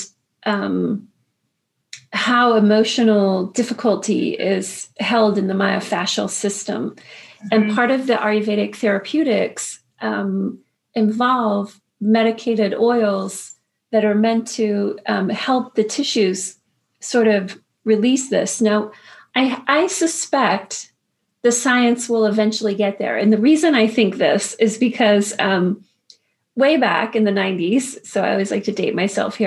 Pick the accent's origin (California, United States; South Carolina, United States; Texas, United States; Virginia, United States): Virginia, United States; Woodbridge; I grew up in Woodbridge